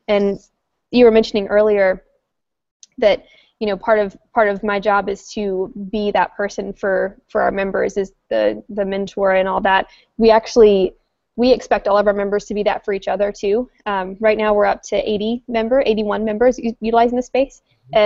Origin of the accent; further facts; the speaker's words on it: North Carolina, United States; moved away as an adult; also born or lived in Washington, District of Columbia, United States; now in Roanoke, United States; I'm from North Carolina, which is Virginia's southern neighbor